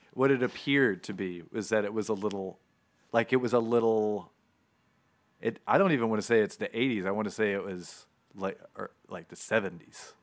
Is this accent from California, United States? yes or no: no; Florida, United States; moved away; I grew up in Florida